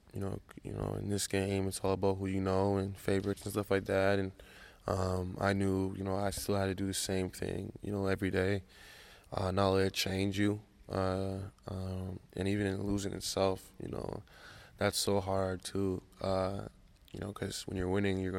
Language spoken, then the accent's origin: English; Canada; because, you know, I'm Canadian, you know, was ultimately, you know, an amazing feeling.